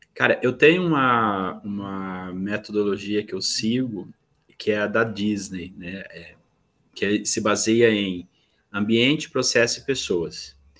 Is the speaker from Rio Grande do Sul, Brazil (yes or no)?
no; Corumbá, Mato Grosso do Sul, Brazil; now in Campo Grande, Brazil; sou natural de Corumbá, é, é uma cidade do interior do estado de Mato Grosso do Sul, mas hoje eu vivo em Campo Grande, que é a capital do estado.